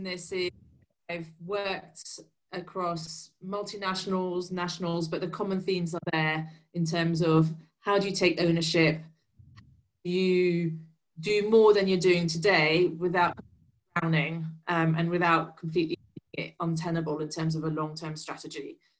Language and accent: English; England, United Kingdom; accent: English; moved away as an adult; now in Paris, France; although I live in Paris, I'm actually was born and raised in England. So my very English accent. I've been in Paris for about 4 years